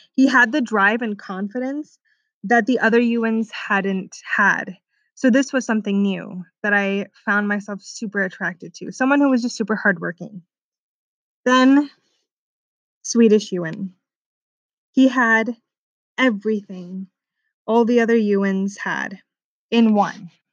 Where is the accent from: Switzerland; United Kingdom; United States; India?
United States; Orange County, California; also born or lived in Sweden; I'm 24 from Orange County, California